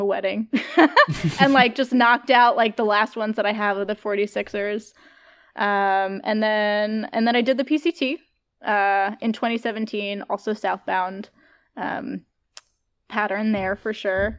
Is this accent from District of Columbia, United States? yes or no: no; Catskill, New York, United States; moved away; I'm from Catskill, New York